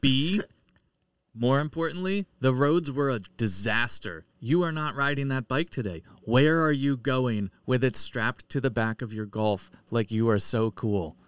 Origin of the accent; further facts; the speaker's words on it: Pennsylvania, United States; now in New England, United States; I'm from Pennsylvania